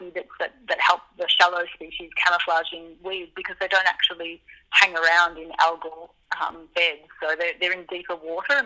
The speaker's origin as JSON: {"language": "English", "town": "Melbourne", "region": "Victoria", "country": "Australia", "tie": "born or raised there", "said": "I grew up diving in Melbourne"}